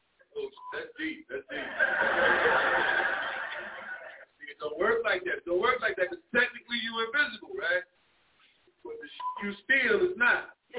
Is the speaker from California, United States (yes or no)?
yes; Los Angeles, California, United States; I grew up in San Gabriel Valley in L.A.